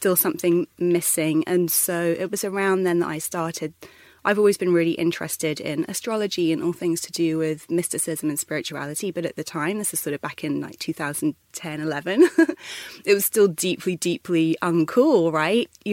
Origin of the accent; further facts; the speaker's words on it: London, United Kingdom; I'm from the UK originally, born and bred in London